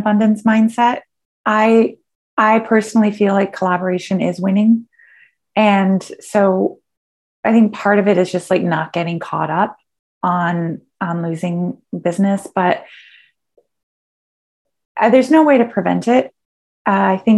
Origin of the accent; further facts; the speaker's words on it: Michigan, United States; Michigan, which I'm kind of proud of because of my home state